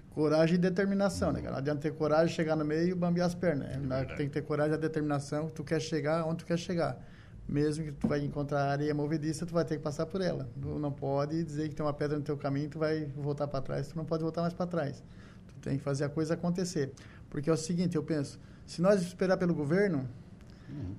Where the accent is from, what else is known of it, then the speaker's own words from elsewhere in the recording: Rio dos Anjos, Santa Catarina, Brazil; eu me criei na lavoura, nasci no Rio dos Anjos